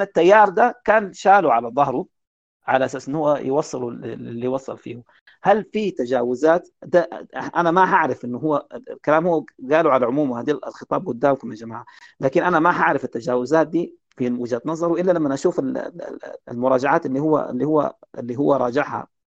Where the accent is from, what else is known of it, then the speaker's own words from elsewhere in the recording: Sudan; عندنا في السودان